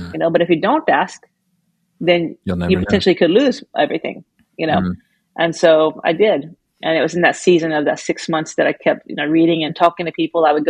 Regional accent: Georgia, United States; I grew up in Georgia most of the time

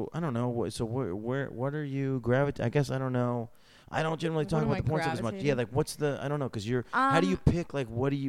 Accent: New York, United States; In New York State, which is what I know because I'm from New York State.

